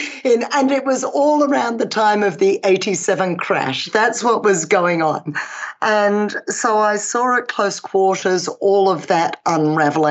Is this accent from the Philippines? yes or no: no; England, United Kingdom; I was born in England, actually